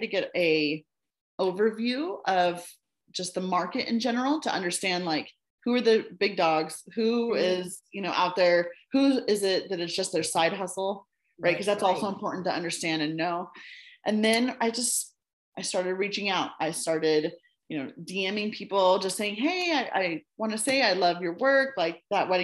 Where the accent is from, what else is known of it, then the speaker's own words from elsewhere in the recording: United States; moved away as an adult; also born or lived in China; now I'm in my home country